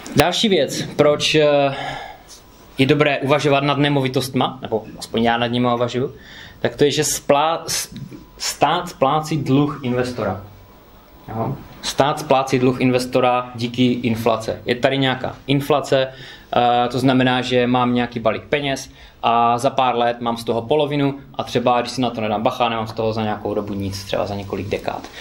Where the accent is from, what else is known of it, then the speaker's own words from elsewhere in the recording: Karviná, Moravian-Silesian Region, Czechia; moved away as an adult; also born or lived in United Kingdom; pocházím z Karviné